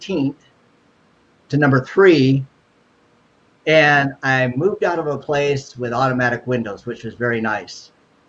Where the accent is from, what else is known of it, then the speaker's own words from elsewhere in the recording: Cleveland, Ohio, United States; moved away; also born or lived in Northern California; I'm originally from Cleveland, Ohio.